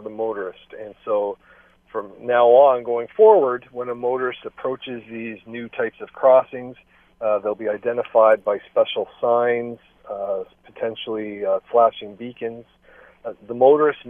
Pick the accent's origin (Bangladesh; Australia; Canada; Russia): Canada; Hamilton, Ontario; I'm born and raised in Hamilton. I raised my family here